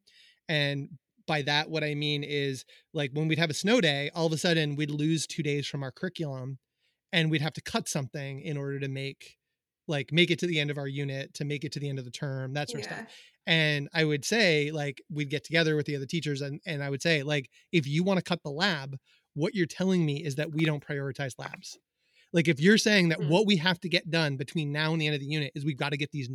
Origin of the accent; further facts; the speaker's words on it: Hendersonville, North Carolina, United States; moved away; I grew up in Hendersonville